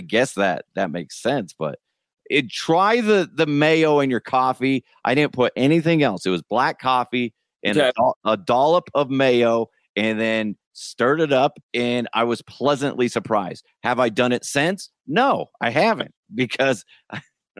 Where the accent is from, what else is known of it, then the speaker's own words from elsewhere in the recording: Broomfield, Colorado, United States; growing up in Broomfield